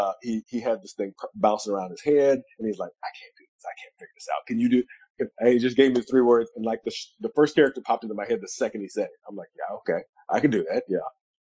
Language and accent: English; Memphis, Tennessee, United States; I grew up in Memphis, and I grew up, you know, a very weird Black kid